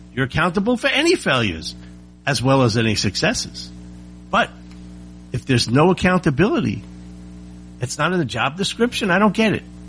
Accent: United States; I'm an American and that's all I know.

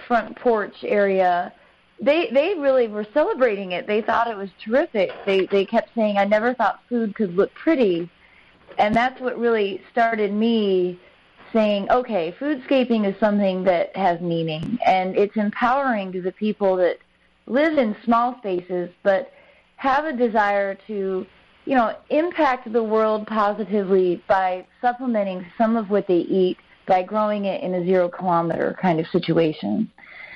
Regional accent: Midwest, United States; now in North Carolina, United States; I'm from the Midwest originally

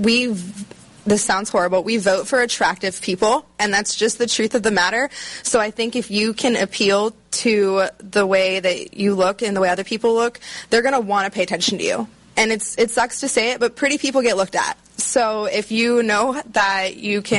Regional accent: Maryland, United States; I'm from Maryland

